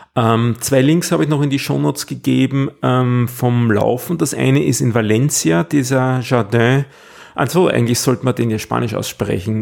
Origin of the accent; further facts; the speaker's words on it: Austria; so als Ösi